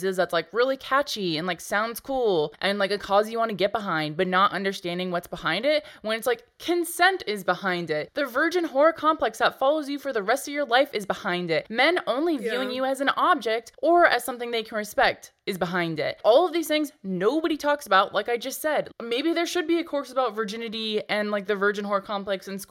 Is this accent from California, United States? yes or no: no; Texas, United States; I grew up in Texas